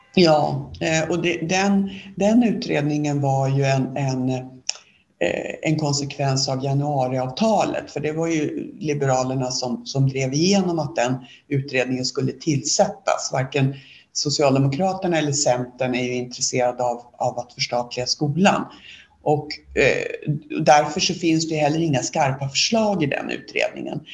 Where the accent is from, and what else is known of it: Sweden